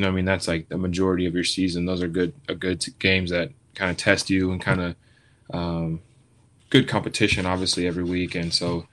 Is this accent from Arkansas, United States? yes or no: no; Knoxville, Tennessee, United States; I'm from Knoxville